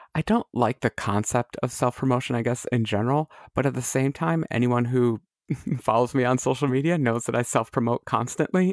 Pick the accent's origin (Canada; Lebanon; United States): United States; as an American